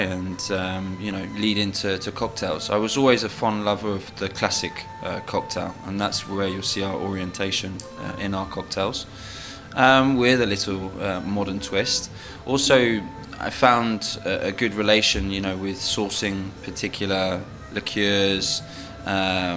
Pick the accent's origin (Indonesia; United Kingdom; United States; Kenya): United Kingdom; Isle of Wight, South East England; also born or lived in London; I'm from the Isle of Wight, originally. Right. I was born in London, but yes, my father semi-retired to the island, so that's where I grew up.